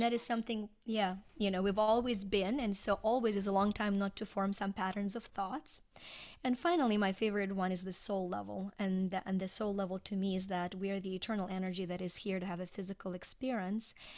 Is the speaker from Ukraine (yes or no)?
yes; Ukraine; English is a second language; moved away as an adult; now in United States; I was born in Ukraine and, uh, grew up there, went to school there